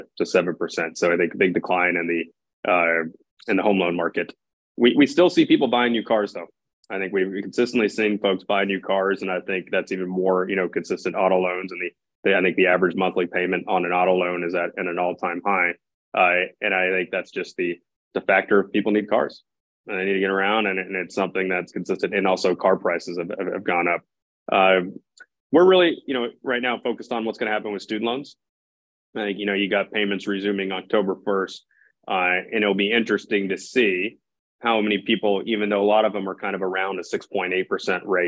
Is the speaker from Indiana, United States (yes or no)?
no; Jacksonville, Florida, United States; moved away as an adult; also born or lived in Chicago; now in San Francisco, United States; I'm born and raised in Jacksonville, Florida